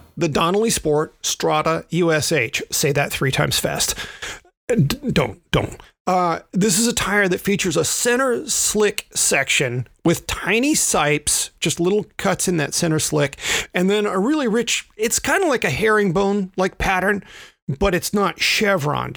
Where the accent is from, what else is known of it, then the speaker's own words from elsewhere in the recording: the South, United States; I am a Southerner